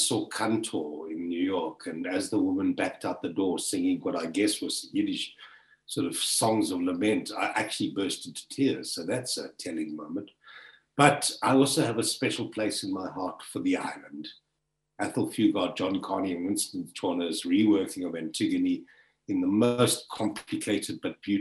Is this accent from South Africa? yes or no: yes; South Africa; I was born and bred in South Africa.